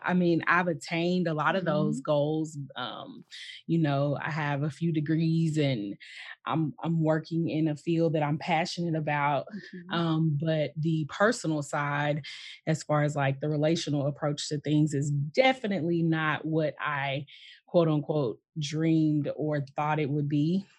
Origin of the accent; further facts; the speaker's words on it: Fort Worth, Texas, United States; I am a native of Fort Worth, Texas, born and raised. You know, all of my family is here.